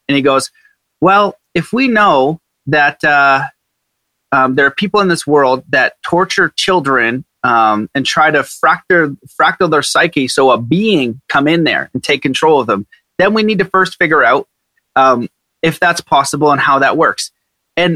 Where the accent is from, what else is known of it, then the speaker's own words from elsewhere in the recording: Canada; I'm Canadian